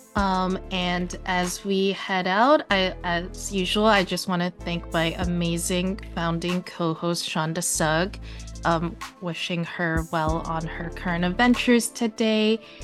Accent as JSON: {"language": "English", "region": "New York", "country": "United States", "tie": "born or raised there", "said": "I'm not from Ohio. I grew up in New York"}